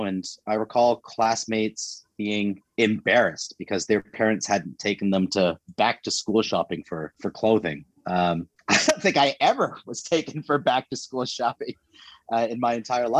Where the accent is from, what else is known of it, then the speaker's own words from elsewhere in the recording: Canada; also born or lived in India; I define myself as Canadian